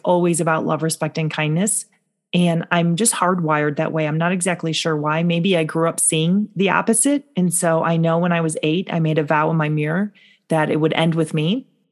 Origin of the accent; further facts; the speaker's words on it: North Shore of Chicago, Illinois, United States; I grew up in the North Shore of Chicago.